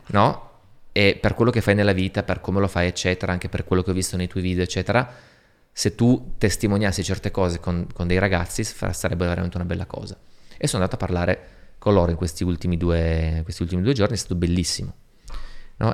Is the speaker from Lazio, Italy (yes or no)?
no; Turin, Piedmont, Italy; moved away; also born or lived in Moscow; Torino, la mia città natale